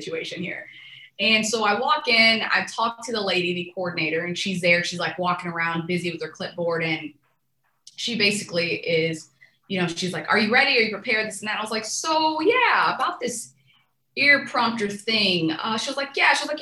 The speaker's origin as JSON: {"language": "English", "town": "Fort Worth", "region": "Texas", "country": "United States", "tie": "born or raised there", "also_born_or_lived": "Tunisia / Houston, Texas", "moved": "as an adult", "said": "I came and I grew up in Fort Worth, Texas"}